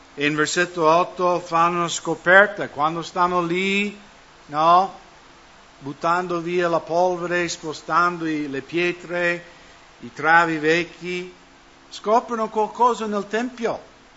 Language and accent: Italian; United States; now in Italy; nel mio paese, Stati Uniti